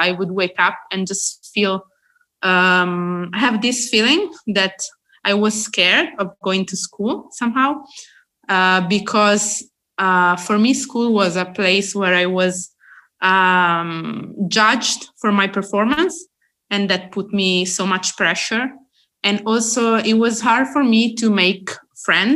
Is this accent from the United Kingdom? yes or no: no; Italy; I am from Italy